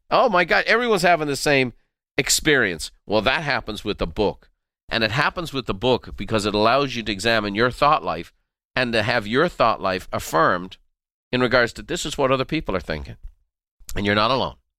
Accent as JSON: {"language": "English", "country": "Ireland", "tie": "born or raised there", "said": "growing up in Ireland"}